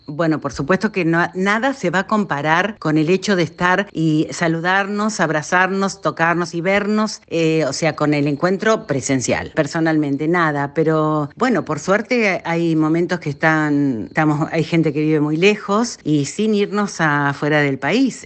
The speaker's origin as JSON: {"language": "Spanish", "town": "Pergamino", "region": "Buenos Aires Province", "country": "Argentina", "tie": "born or raised there", "said": "la ciudad de Pergamino, mi ciudad natal"}